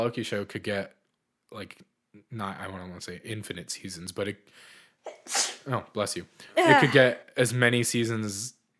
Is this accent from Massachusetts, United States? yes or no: yes; Boston, Massachusetts, United States; I grew up in Boston, so a lot of our movie theaters charge like $15 for a ticket